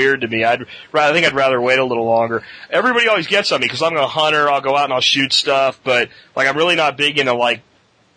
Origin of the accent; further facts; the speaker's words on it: Pennsylvania, United States; moved away; I was from the Pennsylvania area in those times